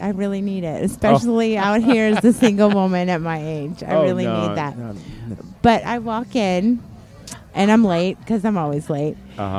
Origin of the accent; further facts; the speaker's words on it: Chattanooga, Tennessee, United States; Tennessee. Chattanooga, Tennessee.